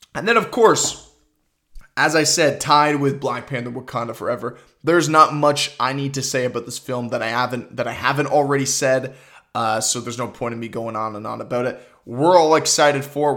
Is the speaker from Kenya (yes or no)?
no; Toronto, Ontario, Canada; I'm from Toronto